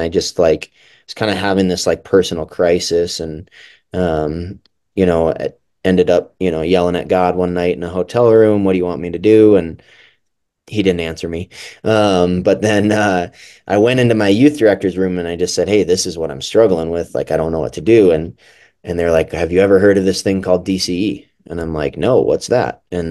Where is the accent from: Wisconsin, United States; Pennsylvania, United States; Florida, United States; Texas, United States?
Wisconsin, United States; Milwaukee; Yeah, so I grew up in Milwaukee, Wisconsin, which is kind of a LCMS Lutheran hotbed.